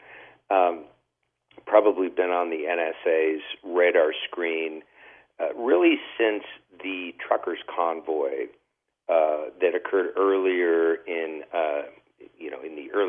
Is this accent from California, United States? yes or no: yes; California, United States; started in California, in my home state